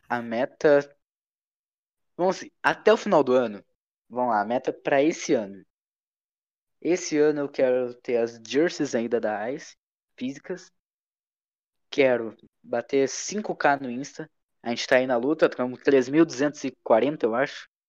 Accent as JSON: {"language": "Portuguese", "country": "Brazil", "said": "a gente é brasileiro, tem o um jeitinho brasileiro de fazer as coisas"}